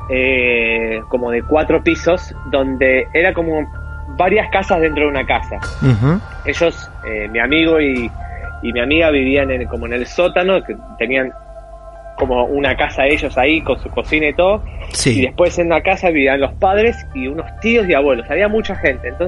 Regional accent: Argentina; also born or lived in Madrid / Mexico / Colombia; now in United Kingdom; yo de Argentina me fui a Madrid

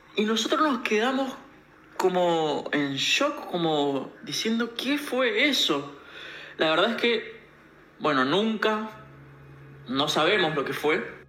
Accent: Mendoza, Argentina; yo soy de Mendoza

